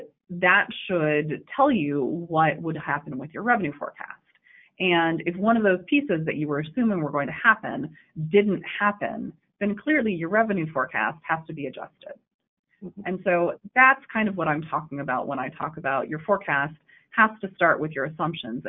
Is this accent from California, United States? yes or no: yes; Davis, California, United States; I am from Davis